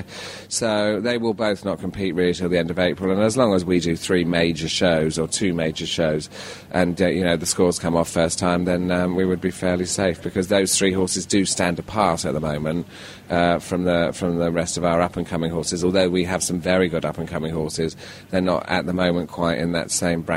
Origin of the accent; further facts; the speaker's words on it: United Kingdom; being British